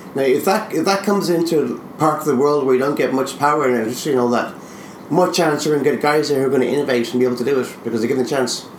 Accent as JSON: {"language": "English", "country": "Ireland"}